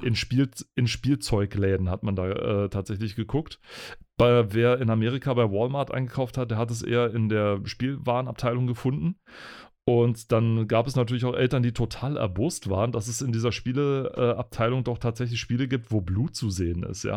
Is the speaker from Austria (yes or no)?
no; Spreewald, Brandenburg, Germany; ich bin ja im, im Spreewald groß geworden